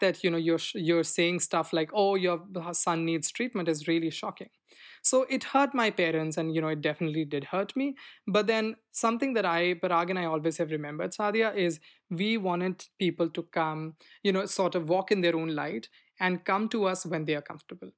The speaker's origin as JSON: {"language": "English", "region": "Delhi", "country": "India", "tie": "born or raised there", "moved": "as an adult", "lives_now": "United States", "said": "when I came from India"}